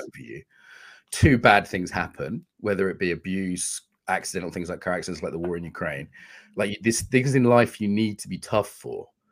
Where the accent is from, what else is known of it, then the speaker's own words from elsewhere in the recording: United Kingdom; I'm British working class